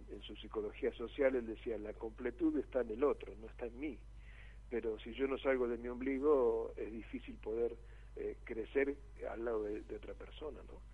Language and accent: Spanish; Buenos Aires, Argentina; moved away as an adult; now in Varadero, Cuba; yo soy porteño de nacimiento y criado en Capital Federal